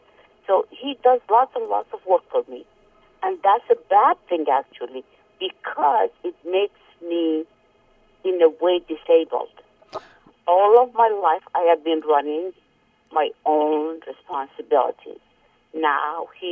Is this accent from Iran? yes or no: yes; Tehran, Tehran Province, Iran; English is a second language; moved away; I was coming from Tehran, and then I had been here in very big and advanced cities